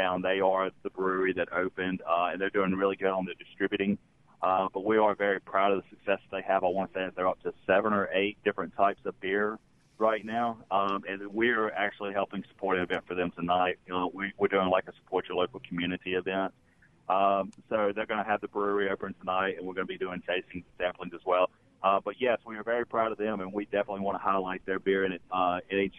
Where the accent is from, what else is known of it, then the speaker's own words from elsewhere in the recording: Florence, Mississippi, United States; now in Greenville, United States; we're actually from Florence, Mississippi, which is just south of Jackson.